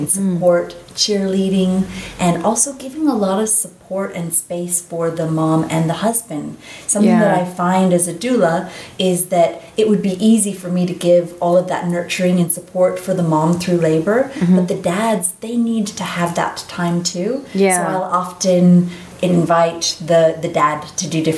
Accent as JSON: {"language": "English", "region": "South Carolina", "country": "United States", "tie": "born or raised there", "also_born_or_lived": "California", "moved": "yes", "said": "I grew up in the Bible Belt in South Carolina"}